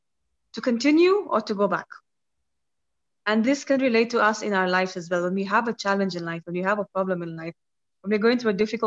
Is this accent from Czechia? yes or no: no; Kenya; I'm from Kenya